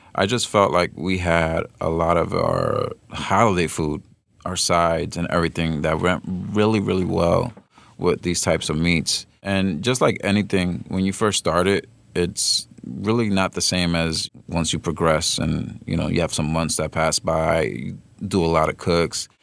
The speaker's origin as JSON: {"language": "English", "region": "New York", "country": "United States", "tie": "born or raised there", "said": "I'm not from New York, but I am, born and raised"}